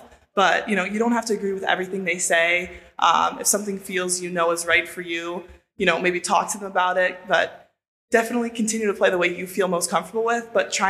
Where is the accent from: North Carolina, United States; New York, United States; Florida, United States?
New York, United States; Buffalo; Well, I grew up in Buffalo, so Ryan Miller, I was a huge fan of.